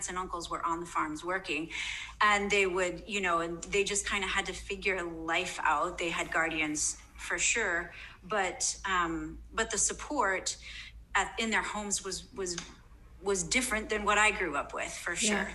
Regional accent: United States; as an American in a non-American context

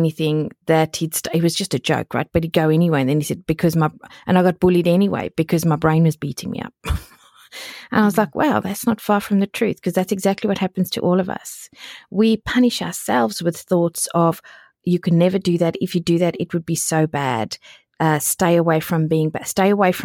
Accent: South Africa; It was in the middle of the country of South Africa. It wasn't Texas, but it was like in the middle of the country, right? And we spoke Afrikaans there, even though I went to an English school. So I grew up fully bilingual

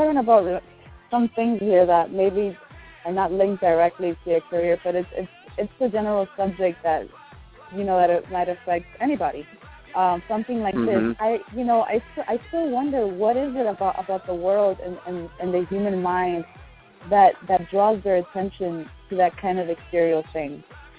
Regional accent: Miami, Florida, United States; me growing up in Miami

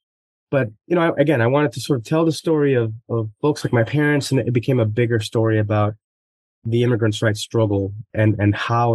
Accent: Delano, California, United States; also born or lived in Mexico; I grew up in Delano, California, after moving to the States from Mexico in 1997.

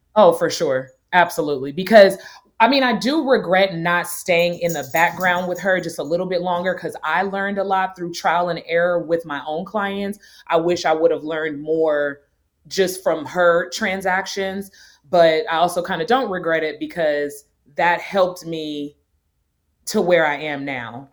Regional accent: North Orange, California, United States; moved away as an adult; also born or lived in Nashville, Tennessee; now in Atlanta, United States; I'm originally born and raised in North Orange, California.

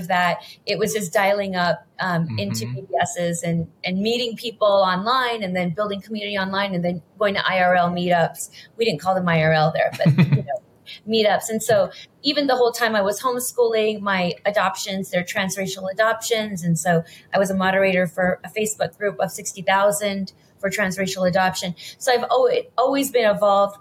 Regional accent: Los Angeles, California, United States; I grew up in Los Angeles

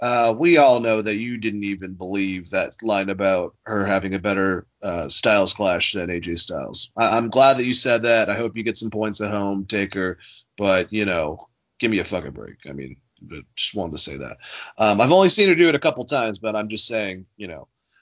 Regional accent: Massachusetts, United States; the name of my state

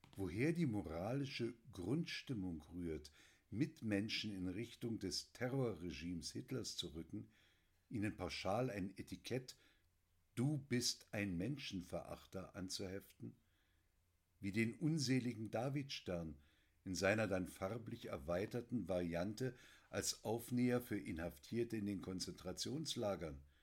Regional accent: Germany; Ich bin Jahrgang 54 in der DDR geboren

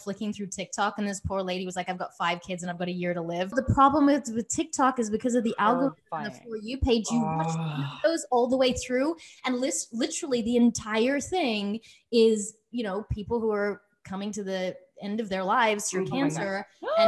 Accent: Australia; now in United States; I come from Australia

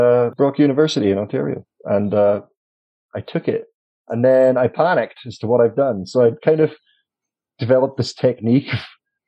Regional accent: Inverness, Scotland, United Kingdom; moved away as an adult; also born or lived in Aberdeen; now in Calgary, Canada; born and raised in Inverness

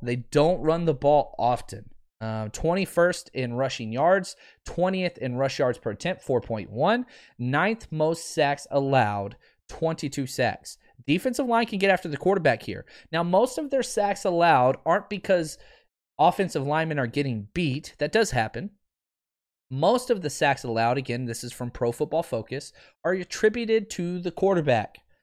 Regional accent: Fort Worth, Texas, United States; also born or lived in Dallas; I'm from Dallas, Fort Worth. Uh, grew up on the Fort Worth side.

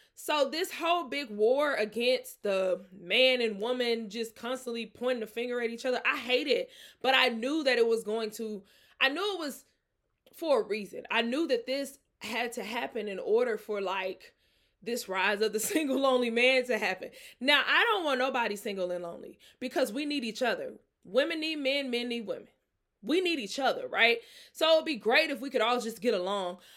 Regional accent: Mississippi, United States; now in Atlanta, United States; I'm from Mississippi

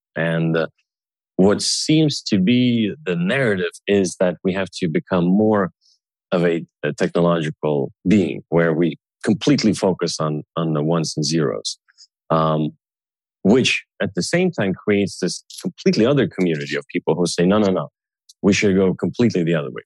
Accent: Sweden; I was growing up in Sweden, you know, with Russian parents.

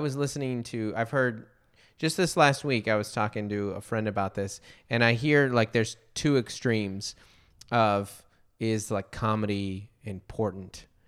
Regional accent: Federal Way, Washington, United States; I grew up in Federal Way

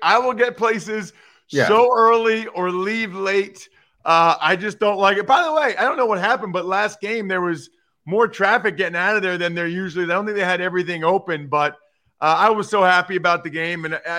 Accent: Reading, Pennsylvania, United States; I'm from Reading.

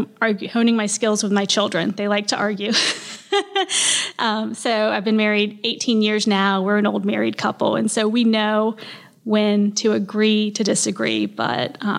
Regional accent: Tallahassee, Florida, United States; also born or lived in Gainesville; I was born here, Tallahassee, raised here

